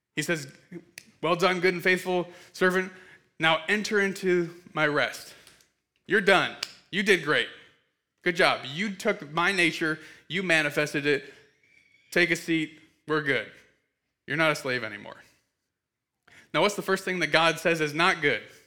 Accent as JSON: {"language": "English", "region": "Michigan", "country": "United States", "tie": "born or raised there", "also_born_or_lived": "Kansas City", "said": "I have known Jeremy since I was six, um, and, uh, we grew up in Michigan together."}